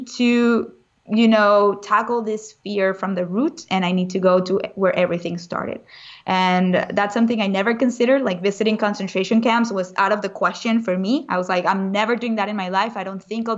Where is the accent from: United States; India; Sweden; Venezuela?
Venezuela; moved away; I was raised in Venezuela, which is also a very dangerous country. So I grew up with a lot of protection around me in a bubble